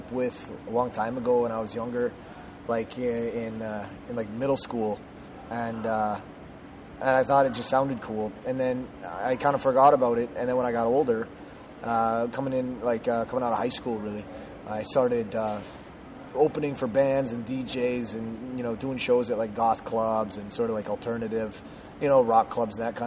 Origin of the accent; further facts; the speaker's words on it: Minnesota, United States; moved away; I'm originally from Minnesota